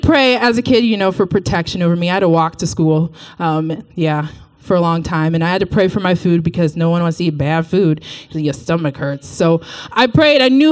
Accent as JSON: {"language": "English", "region": "Texas", "country": "United States", "tie": "born or raised there", "said": "I'm from Texas. So about me, I grew up in the church in Texas. Went to the same church my entire life"}